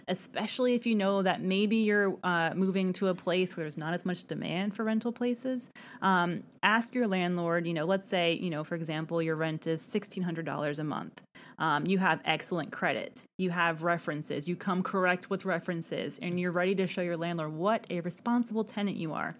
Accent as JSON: {"language": "English", "town": "Atlanta", "region": "Georgia", "country": "United States", "tie": "born or raised there", "said": "Atlanta, my hometown"}